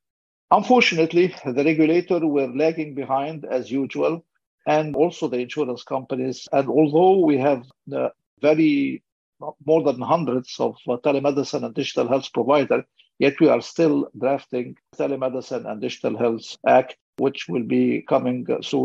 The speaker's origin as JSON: {"language": "English", "country": "Egypt", "tie": "born or raised there", "said": "my home country, Egypt, with about 105 million citizens"}